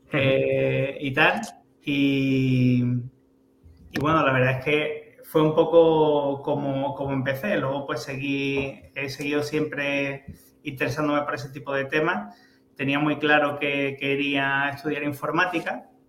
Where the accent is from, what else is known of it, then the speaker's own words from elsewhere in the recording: El Puerto de Santa María, Andalusia, Spain; soy del puerto de Santa María